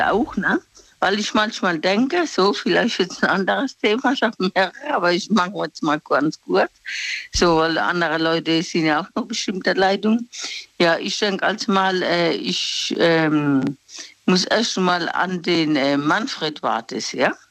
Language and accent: German; Mannheim, Baden-Württemberg, Germany; Ich bin aus Mannheim